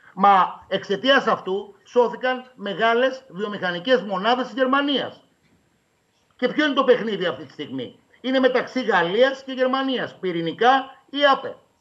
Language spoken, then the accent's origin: Greek; Euboea, Central Greece, Greece; Εγώ κατάγομαι από την Εύβοια